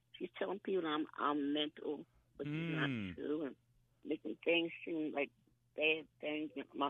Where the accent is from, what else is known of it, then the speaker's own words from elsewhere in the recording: Philadelphia, Pennsylvania, United States; also born or lived in New Jersey; now in Silver Spring, Maryland, United States; We're originally from Philadelphia.